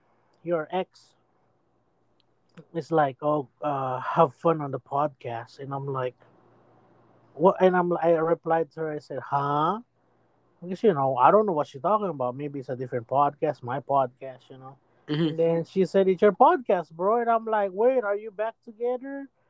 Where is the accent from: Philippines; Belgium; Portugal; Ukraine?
Philippines; I'm a Filipino.